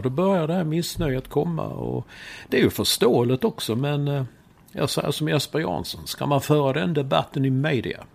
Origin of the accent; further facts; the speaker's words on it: Sweden; moved away as an adult; also born or lived in Stockholm; now in New York, United States; vi tillhör ju den här gängen som, som eh, är födda och uppvuxna här i Sverige